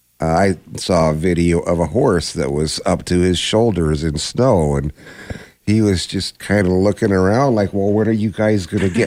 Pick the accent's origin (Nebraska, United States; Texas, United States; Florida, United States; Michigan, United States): Nebraska, United States; Plattsmouth; where I grew up in Plattsmouth